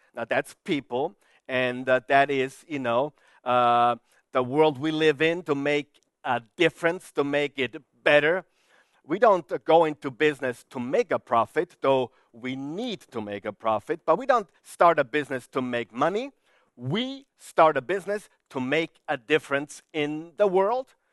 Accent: Vienna, Austria; I'm from Vienna, Austria

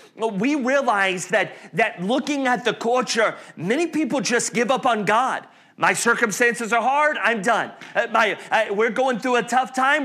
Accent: North Carolina, Alabama, the South, United States; now in Indianapolis, United States; I grew up in the South, North Carolina, Alabama

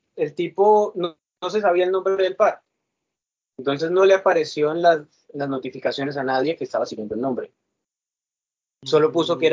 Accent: Cali, Valle del Cauca, Colombia; soy de Colombia

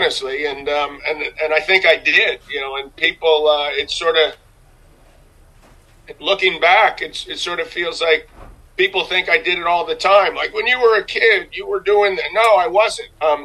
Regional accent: New York City, New York, United States; I grew up in New York City

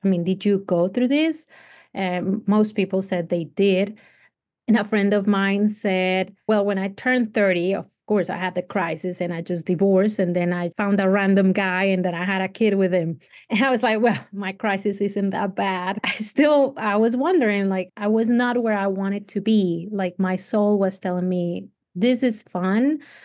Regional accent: Cali, Valle del Cauca, Colombia; English is a second language; moved away as an adult; also born or lived in Tennessee; now in United States; I come from Cali, which is hot all year round.

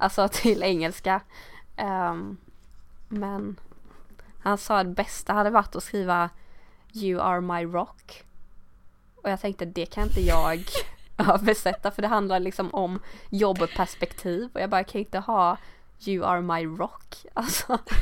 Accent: Sweden; accent: Swedish accent in English; jag har väl någon svensk accent i min engelska

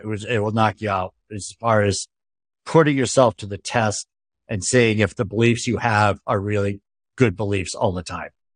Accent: Northeast, United States; I come from the Northeast

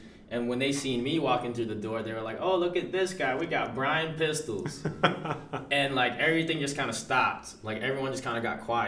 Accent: Lynn, Massachusetts, United States; my hometown, Lynn, Massachusetts

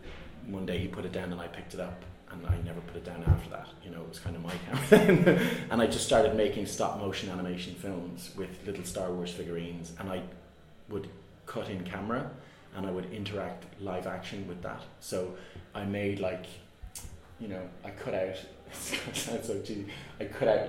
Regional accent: Navan, Leinster, Ireland; I'm from Navan and it's a small town

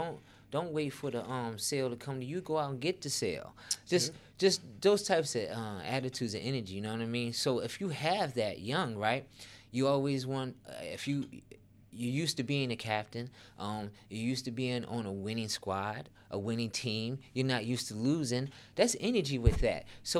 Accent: Chicago, Illinois, United States; also born or lived in Baltimore / Oklahoma; The way I grew up, Tariq, I was born in Baltimore, moved to Oklahoma, and then to Chicago.

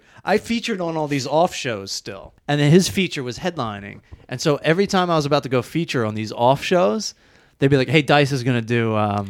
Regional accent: United States; Good news. I'm an American. I don't like working.

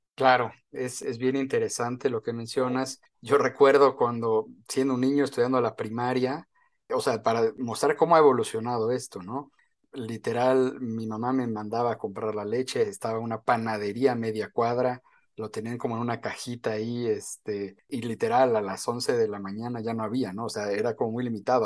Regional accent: Mexico; como mexicano

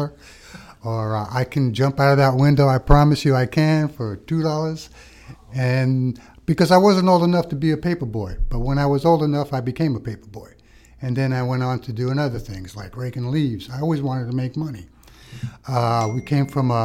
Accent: New York City, New York, United States; also born or lived in Malta; I was just a wild kid in New York City, getting in trouble

